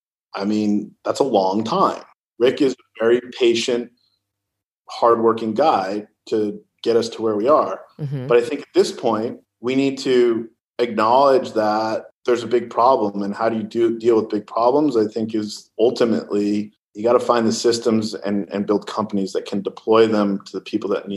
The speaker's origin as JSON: {"language": "English", "region": "California", "country": "United States", "said": "Well, look, I come from Silicon Valley. And the reality is that we do like to move fast."}